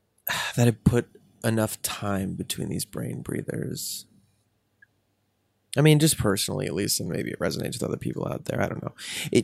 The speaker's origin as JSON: {"language": "English", "town": "Highland Park", "region": "Illinois", "country": "United States", "tie": "born or raised there", "said": "Well, I'm from the North Shore of Chicago, this little town called Highland Park, which is a pretty nice little very bubble of a town."}